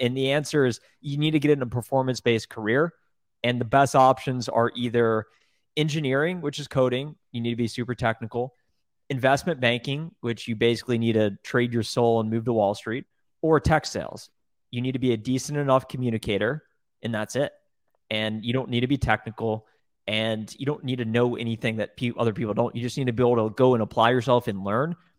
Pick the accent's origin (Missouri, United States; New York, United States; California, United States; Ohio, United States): Ohio, United States; Columbus; I grew up in Columbus, Ohio.